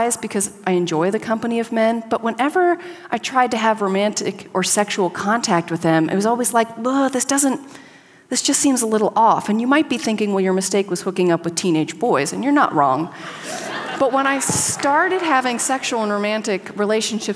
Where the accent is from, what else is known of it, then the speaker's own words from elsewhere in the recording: Southern California, United States; moved away as an adult; also born or lived in Connecticut; I grew up in Southern California in a very rural area